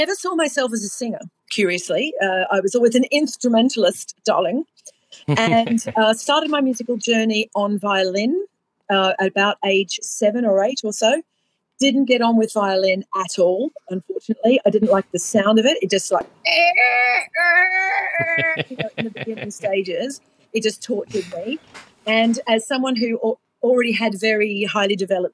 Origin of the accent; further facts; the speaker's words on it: Sydney, New South Wales, Australia; So I grew up in Australia. I was born in Sydney, and I grew up in a very musical home